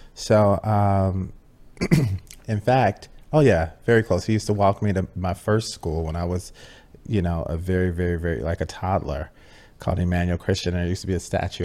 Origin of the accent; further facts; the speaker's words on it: Chicago, Illinois, United States; I come from Chicago, Illinois, uh, Southwest Side, uh, middle class, working middle class neighborhood